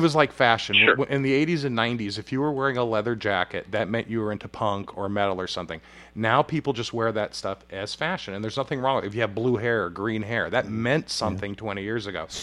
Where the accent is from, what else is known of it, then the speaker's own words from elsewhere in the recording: Huntington Beach, California, United States; I grew up in Huntington Beach